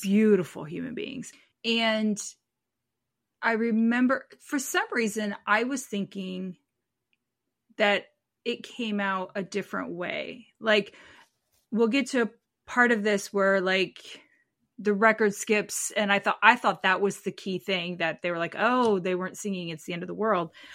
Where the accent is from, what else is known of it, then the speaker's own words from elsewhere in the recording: United States; As an American